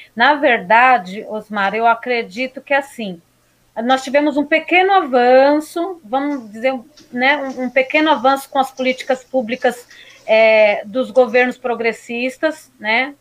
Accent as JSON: {"language": "Portuguese", "region": "São Paulo", "country": "Brazil", "tie": "born or raised there", "also_born_or_lived": "Suzano", "lives_now": "Poá, Brazil", "said": "nascida e criada na Zona Leste, em Guaianazes"}